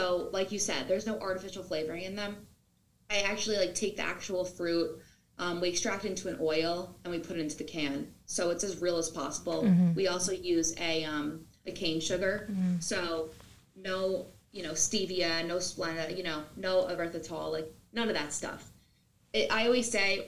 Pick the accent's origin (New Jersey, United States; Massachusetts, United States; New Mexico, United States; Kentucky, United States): New Jersey, United States; I'm from New Jersey